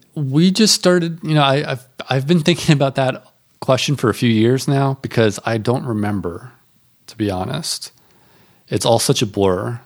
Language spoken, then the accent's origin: English; North Carolina, United States; I'm from North Carolina.